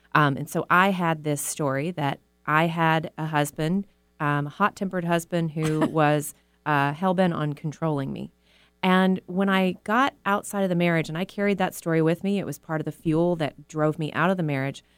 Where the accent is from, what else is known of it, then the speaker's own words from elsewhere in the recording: Texas, United States; moved away as an adult; now in Seattle, United States; I was raised in the South in a very conservative religious community